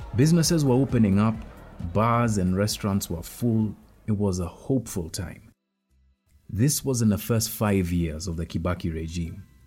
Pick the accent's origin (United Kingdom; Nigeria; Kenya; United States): Kenya; I'm a Kenyan, an investigative journalist, a husband, and a father.